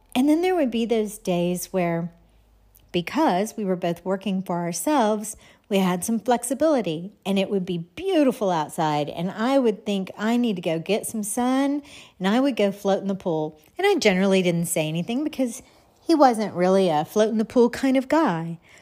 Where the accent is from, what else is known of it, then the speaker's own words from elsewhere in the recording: Texas, United States; moved away; I grew up in Texas. I grew up on kolaches